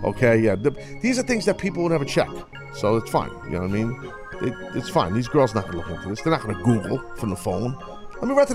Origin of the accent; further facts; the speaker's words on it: New York, United States; as a New Yorker.